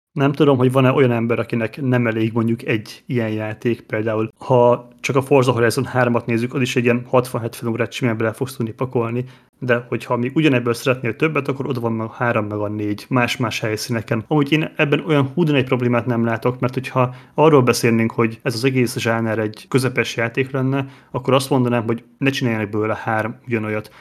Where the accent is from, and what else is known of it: Hungary